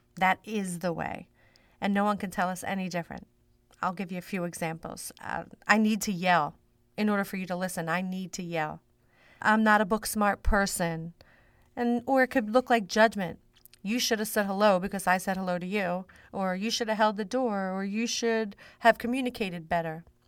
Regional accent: Philadelphia, Pennsylvania, United States; I grew up in South Philly. Um, that's South Philadelphia

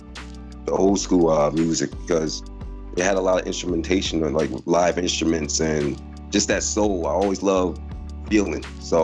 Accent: East Orange, New Jersey, United States; now in Canada; From East Orange, New Jersey, Illtown, living in Canada right now. But yeah, man, I started out in Jersey.

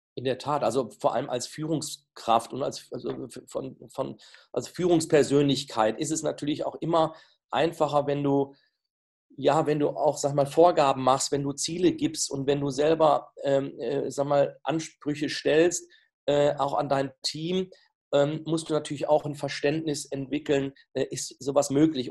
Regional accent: the Leverkusen area, North Rhine-Westphalia, Germany; Ich komme ja hier aus der Gegend

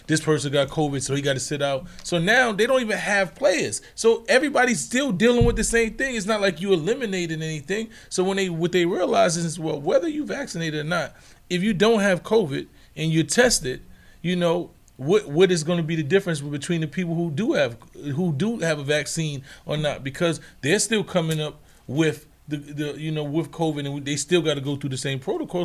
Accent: New York City, New York, United States; where I'm from, my hometown, the Bronx

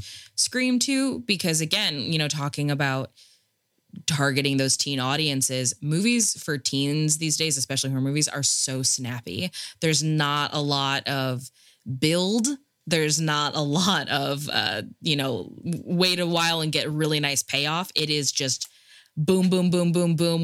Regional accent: Rust Belt Midwest, United States; I'm I'm from the Midwest, like Rust Belt Midwest

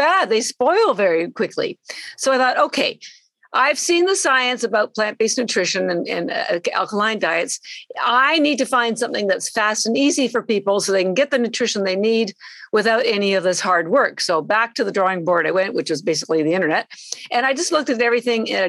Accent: Canada; moved away as an adult; now in Boston, United States; I'm actually Canadian. I've lived in Boston, though, for 33 years

